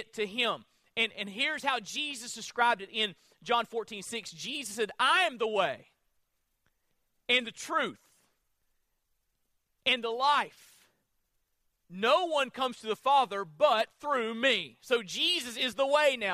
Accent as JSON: {"language": "English", "region": "Florida", "country": "United States", "said": "I'm from Florida"}